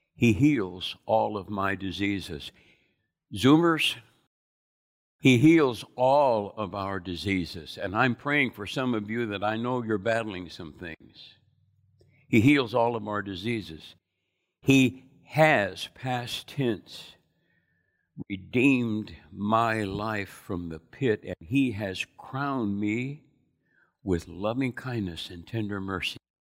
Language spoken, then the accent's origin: English; United States; I was born in America